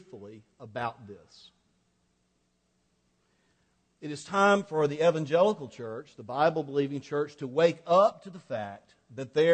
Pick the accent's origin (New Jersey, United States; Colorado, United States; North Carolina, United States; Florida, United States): Florida, United States; North; I grew up in North Florida, just on the edge of South Georgia, so I'm kind of a South Georgia redneck by culture.